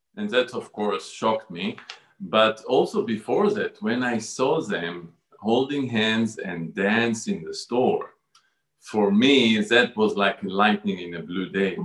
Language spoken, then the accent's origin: English; Jerusalem, Jerusalem District, Israel; I was born in Jerusalem um, to a conservative Jewish family.